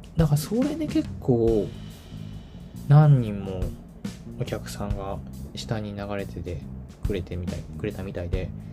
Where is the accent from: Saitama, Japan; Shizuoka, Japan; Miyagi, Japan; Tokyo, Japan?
Tokyo, Japan; moved away as an adult; now in Kyoto, Japan; 私東京出身東京育ち